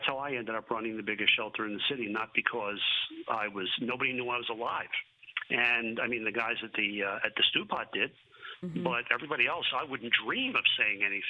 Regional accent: Philadelphia, Pennsylvania, United States; moved away as an adult; now in Dallas, United States; I'm from Philadelphia

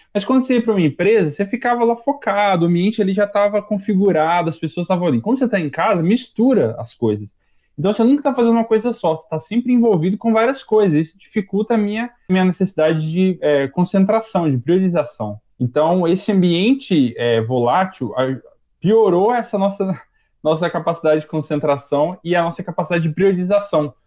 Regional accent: Minas Gerais, Brazil; now in São Paulo, Brazil; Eu sou de Minas

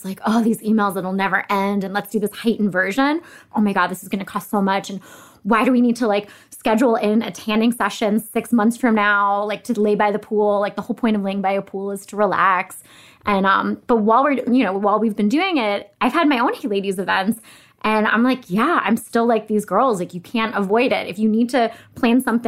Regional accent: New York, United States; I'm from New York

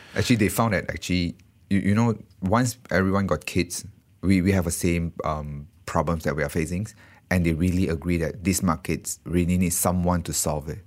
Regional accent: Malaysia; moved away as an adult; also born or lived in Singapore; I actually from Malaysia

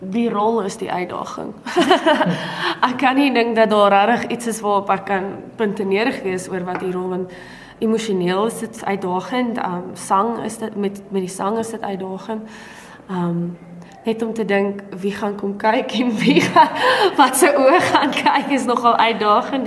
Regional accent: Brakpan, Gauteng, South Africa; moved away as an adult; also born or lived in Pretoria; ek is daar gebore en ek het daar groot geword

